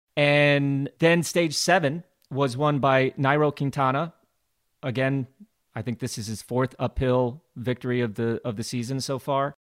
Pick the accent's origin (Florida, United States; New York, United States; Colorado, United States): Colorado, United States; Glenwood Springs; growing up in Glenwood Springs, Colorado, my father and his wife were race event promoters themselves